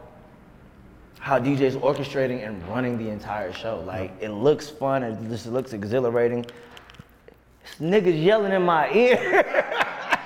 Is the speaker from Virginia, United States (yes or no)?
yes; Virginia, United States; we're both from Virginia